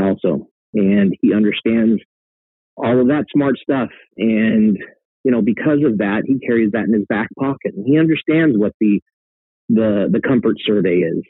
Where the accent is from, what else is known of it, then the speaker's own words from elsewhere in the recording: Colorado, United States; now in Los Angeles, United States; My family's in Denver, right? I'm from Colorado.